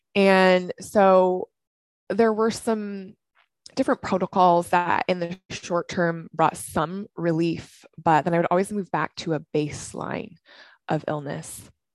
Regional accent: Washington, United States; moved away as an adult; also born or lived in Southern California; I'm originally from Washington State. I came down to Southern California to run track.

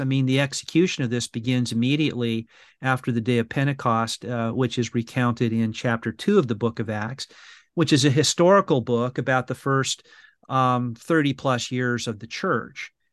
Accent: Brea, California, United States; I went to the the brea improv which is a, a comedy uh, house yeah. you know in my hometown in california

